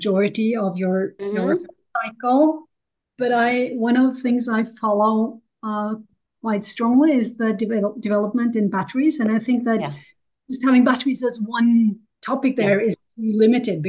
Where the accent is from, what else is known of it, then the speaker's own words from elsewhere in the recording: Norway; also born or lived in United States; I'm coming from Norway.